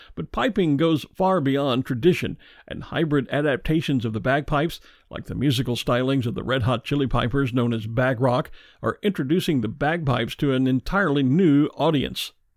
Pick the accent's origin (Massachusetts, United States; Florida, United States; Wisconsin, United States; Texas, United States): Texas, United States; my home state of Texas